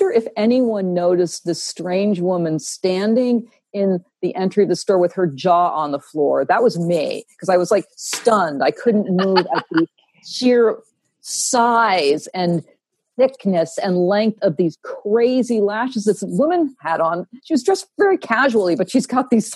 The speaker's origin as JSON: {"language": "English", "region": "Vermont", "country": "United States", "said": "I'm from Vermont"}